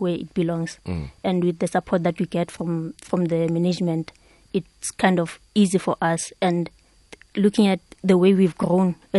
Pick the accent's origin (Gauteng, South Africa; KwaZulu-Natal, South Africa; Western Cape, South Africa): Gauteng, South Africa; Soweto; one of the places where I grew up in Pimville